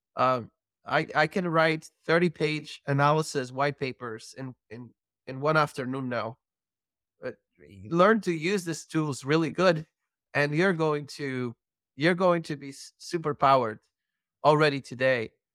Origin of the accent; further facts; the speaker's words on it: Belgium; I'm from Belgium